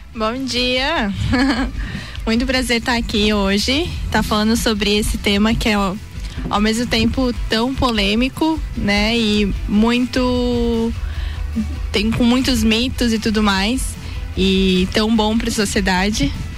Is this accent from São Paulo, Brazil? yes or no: no; Blumenau, Santa Catarina, Brazil; eu sou de Blumenau